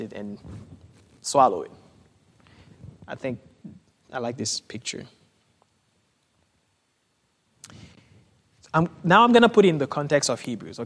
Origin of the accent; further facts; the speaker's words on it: Haiti; moved away; I grew up in Haiti